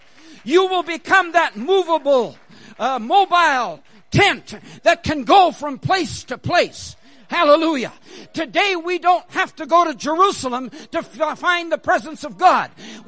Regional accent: Canada; also born or lived in India; Technically, I'm Canadian. I was born in India, and I've lived in several different countries.

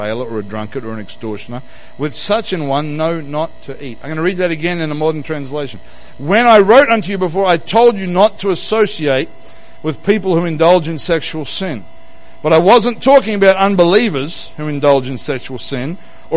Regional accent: Queensland, Australia; now in Western Australia, Australia; I'm from Queensland

